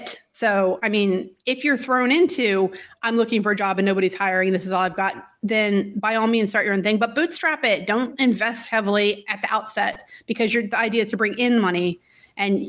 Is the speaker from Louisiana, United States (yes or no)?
no; Virginia, United States; moved away; also born or lived in Syracuse; I'm from Virginia. I'm used to all the seasons